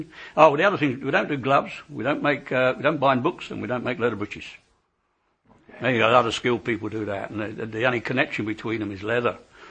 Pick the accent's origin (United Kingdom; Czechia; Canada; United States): United Kingdom; England; Because you know us, we're English, we don't eat horses, but we'll eat an oxen when it's dead.